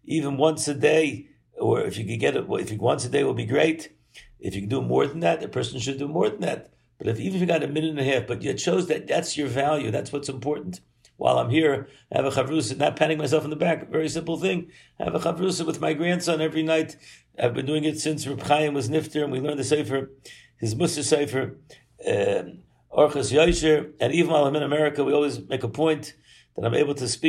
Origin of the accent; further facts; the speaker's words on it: Baltimore, Maryland, United States; moved away; as a young boy growing up in Baltimore